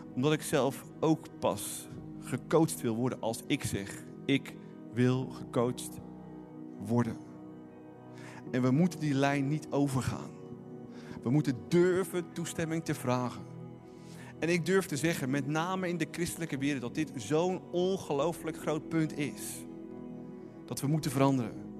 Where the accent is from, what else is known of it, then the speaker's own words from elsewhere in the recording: Netherlands; ons als Nederlanders